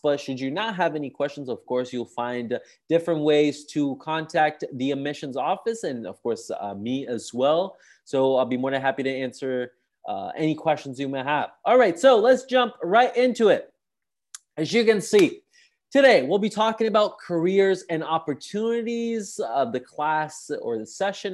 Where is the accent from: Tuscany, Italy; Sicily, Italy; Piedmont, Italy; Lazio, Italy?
Sicily, Italy; I'm from Sicily